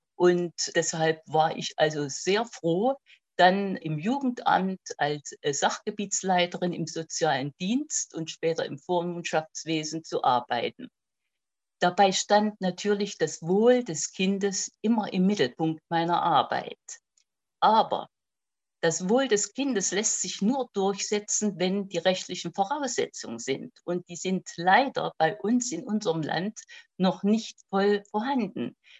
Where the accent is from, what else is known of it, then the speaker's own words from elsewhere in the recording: Aschersleben, Saxony-Anhalt, Germany; also born or lived in Rudolstadt; bin ein Jahr vor Gründung der DDR geboren. In Sachsen-Anhalt